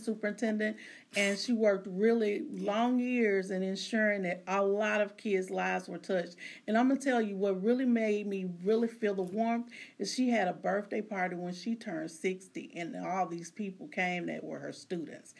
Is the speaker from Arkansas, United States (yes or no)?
yes; Arkansas Delta, United States; I'm from Arkansas, so there was where I'm from in in the Delta region of the United States. There's nothing but farmers, preachers, and teachers.